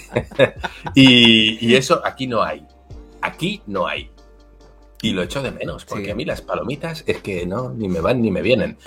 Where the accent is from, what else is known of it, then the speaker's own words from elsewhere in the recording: Basque Country, Spain; also born or lived in Mexico; yo soy vasco